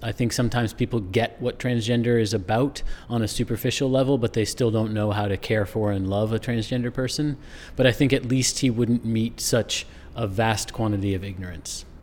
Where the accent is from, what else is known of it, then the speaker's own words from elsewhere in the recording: rural Maine, United States; I grew up not in New Hampshire, but in rural Maine